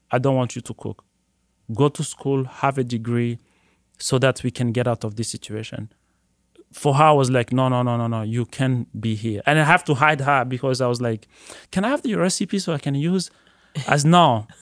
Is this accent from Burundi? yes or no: yes; Burundi; moved away as an adult; now in Detroit, United States; Growing up in Burundi